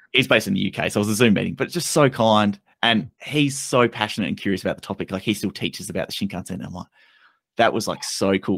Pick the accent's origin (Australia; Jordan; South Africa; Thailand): Australia; being Australian